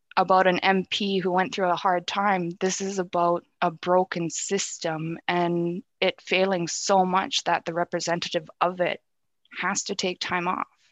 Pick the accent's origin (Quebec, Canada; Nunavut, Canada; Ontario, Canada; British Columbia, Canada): Nunavut, Canada; moved away as an adult; also born or lived in Ottawa / Iqaluit; go back home and be on Nunavut grounds.